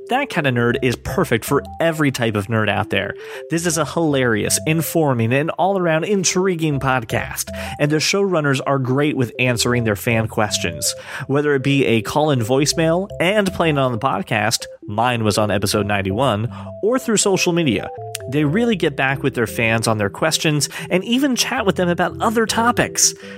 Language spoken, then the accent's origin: English; United States; I'm an American